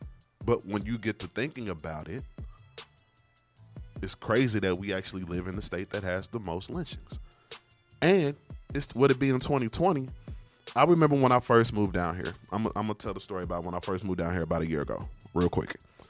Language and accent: English; Marion, Indiana, United States; now in Pensacola, United States; I'm from Indiana. Marion, Indiana is actually 1 hour from Indianapolis.